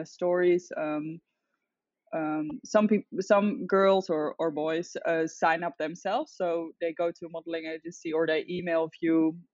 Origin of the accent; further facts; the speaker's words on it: The Hague, South Holland, Netherlands; moved away as an adult; also born or lived in Utrecht / Amsterdam; now in Byron Bay, Australia; I'm originally from the Netherlands. I grew up in The Hague, then I moved to the countryside